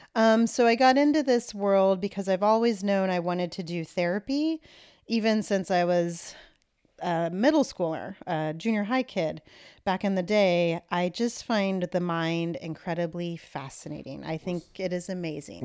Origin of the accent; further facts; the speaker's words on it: Kansas, United States; I was born in Kansas